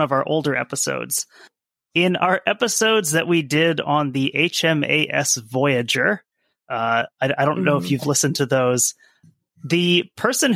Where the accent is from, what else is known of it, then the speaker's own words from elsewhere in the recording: United States; as an American